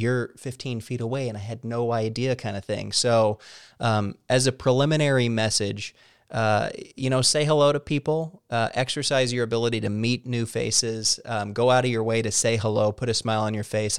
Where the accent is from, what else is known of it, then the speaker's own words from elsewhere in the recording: Missouri, United States; I'm from Missouri